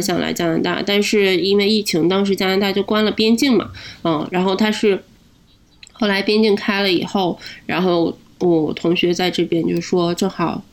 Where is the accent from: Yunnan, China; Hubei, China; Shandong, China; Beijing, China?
Shandong, China; Linyi; moved away as an adult; now in Halifax, Canada; 我是山东人，山东临沂